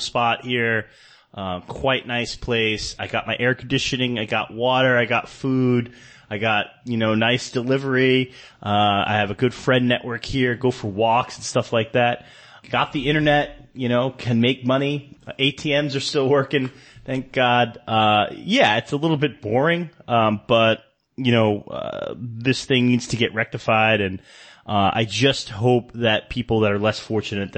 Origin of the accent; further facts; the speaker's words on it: New York City, New York, United States; moved away as an adult; also born or lived in Davao, Philippines / San Francisco; now in Manila, Philippines; You know, I'm from New York City. I grew up in New York City, lived there for many years